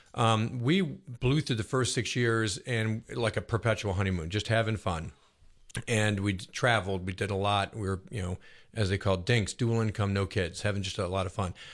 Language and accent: English; Buffalo, New York, United States; now in Roswell, United States; I grew up in Buffalo, New York, which is a big Catholic town